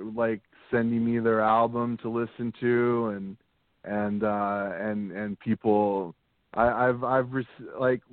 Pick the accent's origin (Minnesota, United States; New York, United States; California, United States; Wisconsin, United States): California, United States; San Diego; I grew up in San Diego, so I went to the San Diego Comic Con every